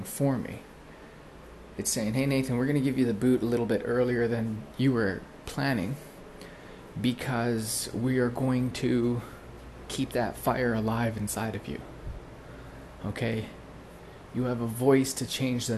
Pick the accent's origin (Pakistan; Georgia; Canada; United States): Canada; Prince George, British Columbia; moved away as an adult; also born or lived in Bali; I came back to this town, which was my hometown